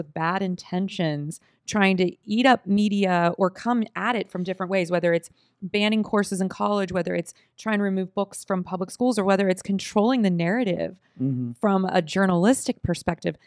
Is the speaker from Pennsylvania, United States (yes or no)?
yes; Oakmont, Pennsylvania, United States; In my hometown of Oakmont